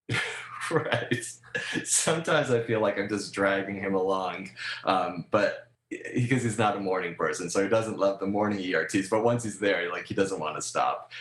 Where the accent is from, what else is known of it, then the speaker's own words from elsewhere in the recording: Rhode Island, United States; now in Southern California, United States; I grew up in Rhode Island